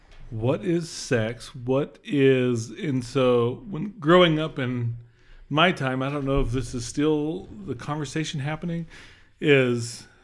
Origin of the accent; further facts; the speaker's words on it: Utah, United States; We're from Utah, obviously. I'm pretty sure.